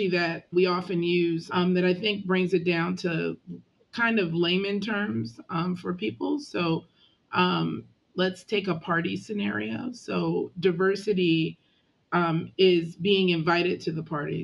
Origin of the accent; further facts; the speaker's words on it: Canada; moved away; I'm Canadian, born and raised